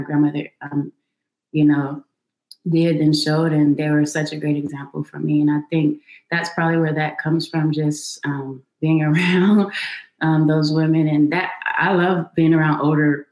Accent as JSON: {"language": "English", "town": "Los Angeles", "region": "California", "country": "United States", "tie": "born or raised there", "said": "I grew up in Los Angeles"}